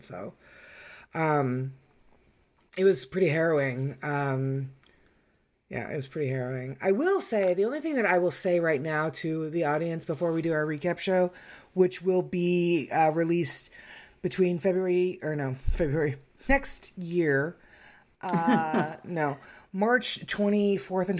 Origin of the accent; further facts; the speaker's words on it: Arizona, United States; moved away; I am from Arizona